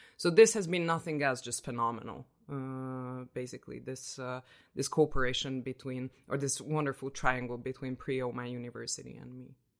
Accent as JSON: {"language": "English", "region": "Budapest", "country": "Hungary", "moved": "as an adult", "lives_now": "Oslo, Norway", "said": "I am from Hungary, Budapest, Hungary"}